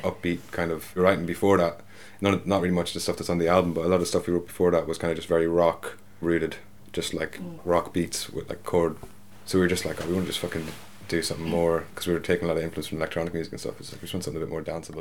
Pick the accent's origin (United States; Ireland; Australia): Ireland; Dundalk, Leinster; I'm from Dundalk.